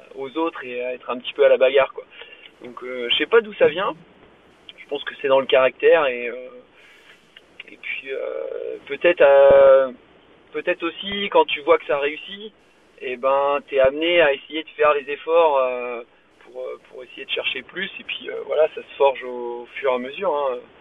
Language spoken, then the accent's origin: French; near Guémené-sur-Scorff, central Brittany, France; je suis breton, je viens du centre Bretagne, un petit patelin à côté de Guémené-sur-Scorf